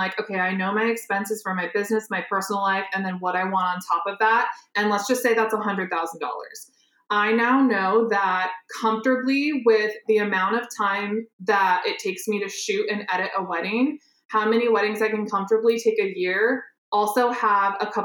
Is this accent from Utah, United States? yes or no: no; Iowa, United States; I'm from Iowa, so I started there